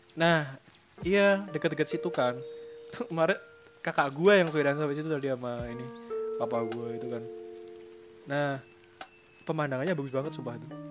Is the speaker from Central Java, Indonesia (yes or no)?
yes; Central Java, Indonesia; gue kan orang Jawa Tengah